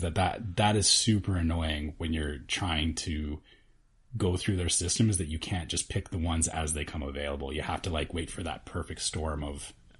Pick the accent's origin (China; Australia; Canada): Canada; I'm Canadian